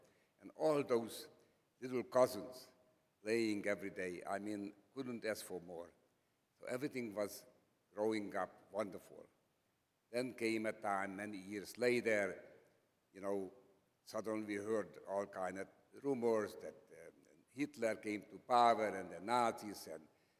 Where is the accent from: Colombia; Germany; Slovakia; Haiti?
Slovakia; English is a second language; I was born in Czechoslovakia. My hometown was near the Hungarian border. So naturally we spoke Slovak, Czech, and so on.